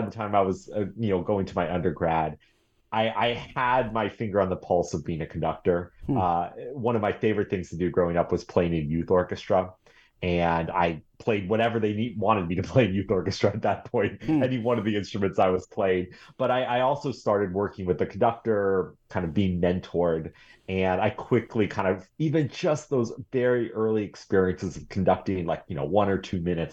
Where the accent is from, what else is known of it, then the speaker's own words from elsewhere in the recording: Boulder, Colorado, United States; moved away as an adult; also born or lived in New York City; now in Eugene, United States; I was starting as a, you know, pianist and violinist growing up in Boulder, Colorado